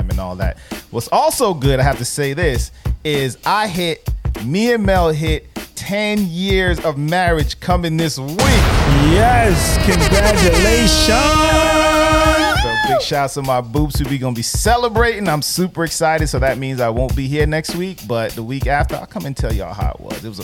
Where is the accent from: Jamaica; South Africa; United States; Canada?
Jamaica; I'm Jamaican